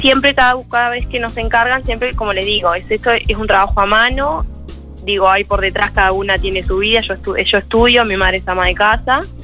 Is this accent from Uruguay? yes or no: yes; Carmelo, Colonia, Uruguay; Nosotros somos de Carmelo